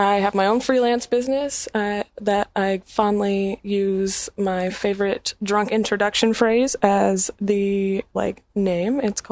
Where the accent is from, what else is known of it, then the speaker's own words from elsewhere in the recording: Long Beach, Mississippi, United States; I grew up in Long Beach, Mississippi